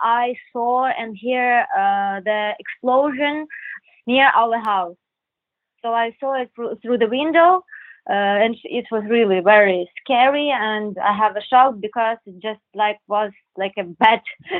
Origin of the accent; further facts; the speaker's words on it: Khmelnytskyi, Khmelnytskyi Oblast, Ukraine; so we need to get back home in our hometown. We are from Khmelnytsky.